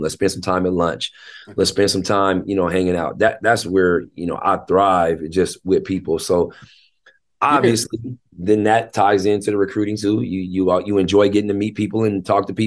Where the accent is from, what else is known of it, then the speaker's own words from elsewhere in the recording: Tacoma, Washington, United States; also born or lived in Seattle, Washington / Federal Way, Washington; I was raised in Tacoma.